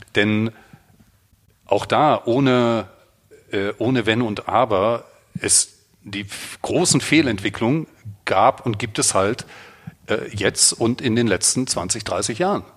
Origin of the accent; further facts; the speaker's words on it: the East, East Germany, Germany; ich bin im Osten groß geworden